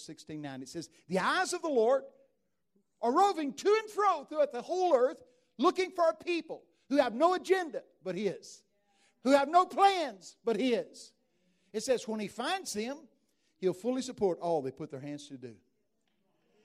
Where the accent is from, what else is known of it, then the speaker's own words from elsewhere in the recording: Texas, United States; I'm from Texas.